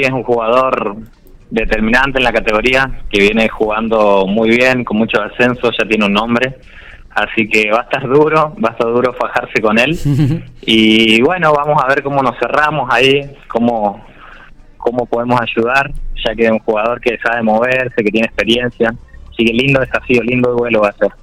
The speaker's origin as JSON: {"language": "Spanish", "town": "Charata", "region": "Chaco", "country": "Argentina", "moved": "yes", "lives_now": "General Pico, Argentina", "said": "yo soy de Charata Chaco"}